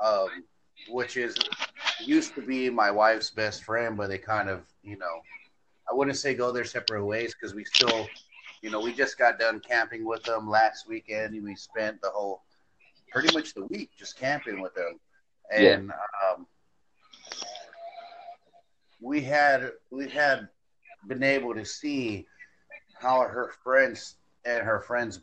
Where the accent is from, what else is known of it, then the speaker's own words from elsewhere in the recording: San Diego, California, United States; now in San Bernardino, United States; I'm originally from San Diego, but I stay in San Bernardino right now